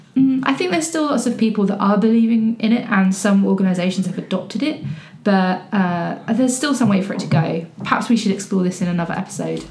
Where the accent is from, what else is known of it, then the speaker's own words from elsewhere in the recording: England, United Kingdom; i'm english